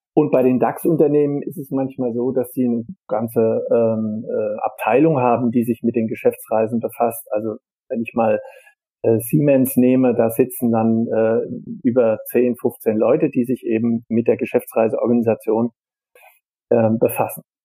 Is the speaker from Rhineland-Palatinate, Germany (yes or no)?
no; Darmstadt, Hesse, Germany; Ich komme so. ja aus Darmstadt, bin auch in Darmstadt geboren, also ja. äh, ein echter Heiner, wie wir in Darmstadt sagen.